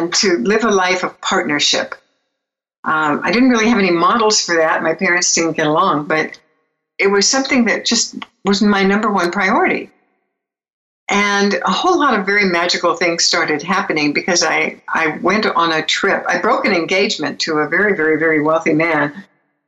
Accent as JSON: {"language": "English", "town": "Beverly Hills", "region": "California", "country": "United States", "tie": "born or raised there", "said": "I was born in Beverly Hills and grew up in Beverly Hills in a really interesting family"}